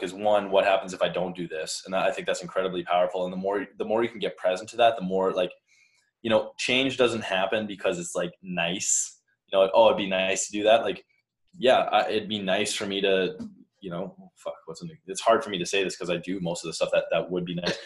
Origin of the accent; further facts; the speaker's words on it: Canada; moved away as an adult; now in Boulder, United States; I'm Canadian